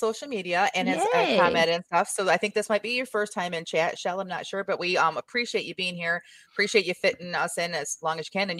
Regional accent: Southeastern Michigan, United States; Rhonda, Jamie, and I are all like months apart in age. Like, we are very close in age and we all three grew up very close, like all within Southeastern Michigan area.

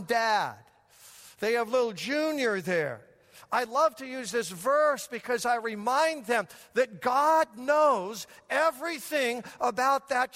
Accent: Denver, Colorado, United States; Growing up in Denver, Colorado, we would go up in the mountains

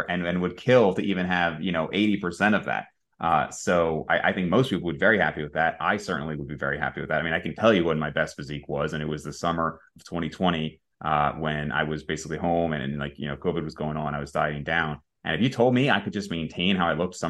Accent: New Jersey, United States; moved away; I grew up in Jersey. I was there most of my life

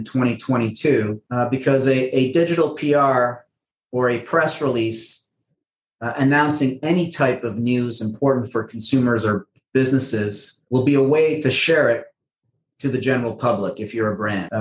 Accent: Montreal, Quebec, Canada; Well, I'm a Canadian. I was born and raised in Montreal.

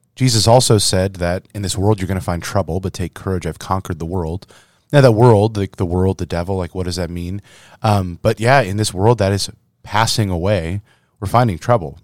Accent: Little Verina, Iowa, United States; moved away; My hometown, Little Verina, Iowa

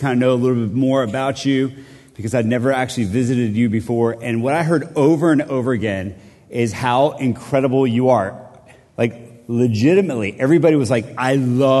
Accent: Colombia; now in Middle Tennessee, United States; I'm from Columbia, South America.

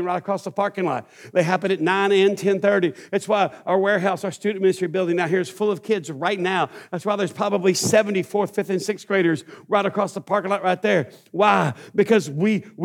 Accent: East Texas, United States; I grew up in East Texas

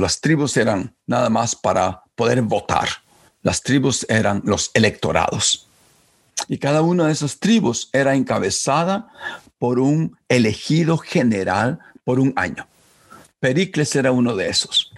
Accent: Chalchuapa, Santa Ana, El Salvador; cuando yo estaba creciendo en, mi pueblo Chalchuapa

